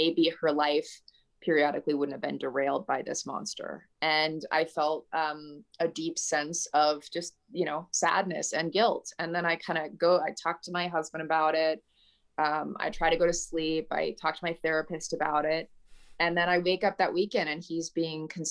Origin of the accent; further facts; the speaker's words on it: Southern California, United States; I was raised in Southern California